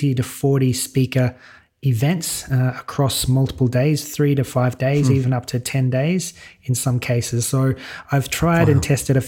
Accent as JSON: {"language": "English", "town": "Sydney", "region": "New South Wales", "country": "Australia", "tie": "born or raised there", "accent": "Australian", "moved": "as an adult", "lives_now": "Malta", "said": "I'm an Aussie, born and bred in Sydney, but my partner, Sarah, she's Swedish, so that brought us across to Europe"}